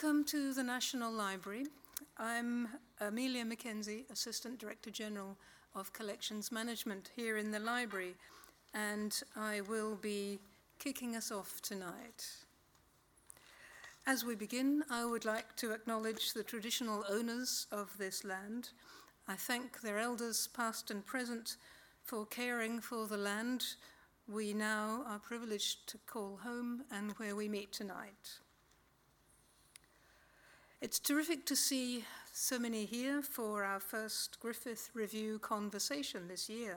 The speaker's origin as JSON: {"language": "English", "country": "United Kingdom", "tie": "born or raised there", "moved": "yes", "lives_now": "Australia", "said": "I was born in Britain"}